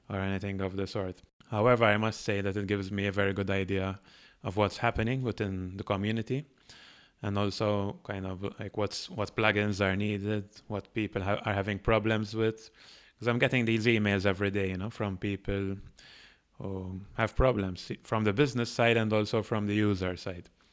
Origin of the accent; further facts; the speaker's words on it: Malta; moved away as an adult; now in Barcelona, Spain; built an agency in my home country, which is Malta